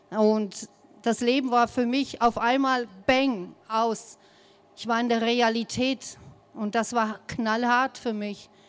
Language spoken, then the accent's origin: German; United States; sonst werde ich angegriffen, weil ich komme aus den Staaten.